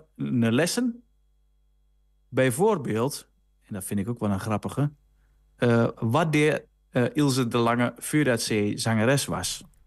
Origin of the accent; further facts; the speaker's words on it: Rijssen, Overijssel, Netherlands; Ik kom dan uit Riesen, is ook Twente